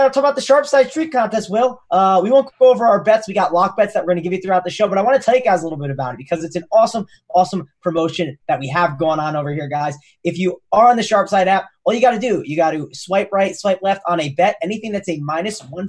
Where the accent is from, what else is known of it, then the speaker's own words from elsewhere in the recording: New Jersey, United States; I'm from Jersey